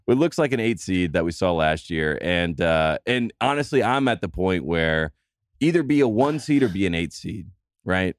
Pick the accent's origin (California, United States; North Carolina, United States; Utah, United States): North Carolina, United States; I was born in North Carolina, born, bred, and dead